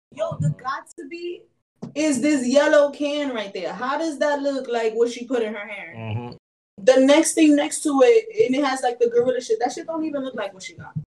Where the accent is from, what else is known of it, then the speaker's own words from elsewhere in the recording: New York, United States; I grew up in New York, and this I moved to New York in 1996